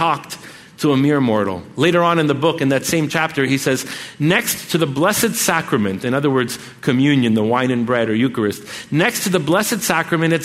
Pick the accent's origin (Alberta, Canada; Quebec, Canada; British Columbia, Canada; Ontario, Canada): Quebec, Canada; Montreal; we're from Montreal